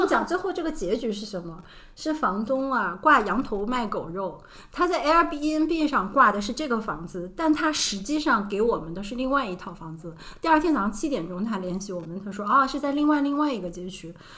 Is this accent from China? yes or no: yes; Shanghai, China; 我们是上海的